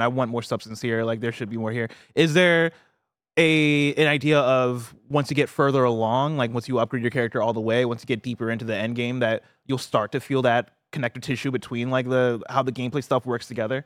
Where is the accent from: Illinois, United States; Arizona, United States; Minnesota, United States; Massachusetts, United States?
Illinois, United States; I am from Illinois